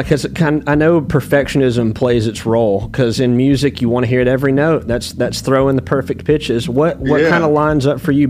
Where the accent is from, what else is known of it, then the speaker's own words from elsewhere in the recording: Muscle Shoals area, Alabama, United States; I'm born and raised from here.